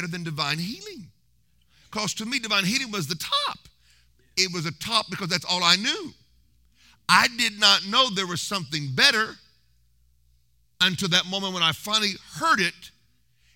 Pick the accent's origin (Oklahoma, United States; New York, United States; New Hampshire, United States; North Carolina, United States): Oklahoma, United States; Tulsa; We lived like 3 miles from Hagin's ministry in Oklahoma. I was born in Tulsa